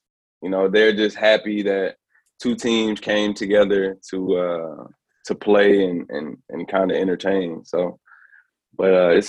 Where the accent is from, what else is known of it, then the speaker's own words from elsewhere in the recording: Alabama, United States; I was born in Alabama